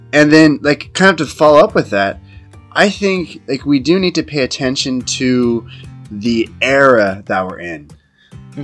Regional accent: United States; moved away as an adult; now in China; I'm from the United States, but uh, because I'm I'm living and working in China

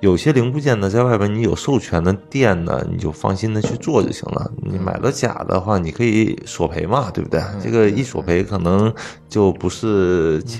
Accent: China; 我们中国人有一个习惯不好，就是什么感冒我不吃药

